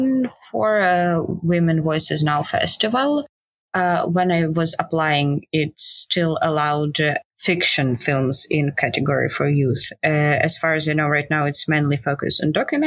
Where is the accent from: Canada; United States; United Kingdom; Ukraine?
Ukraine; So I'm from Ukraine. I grew up here and I live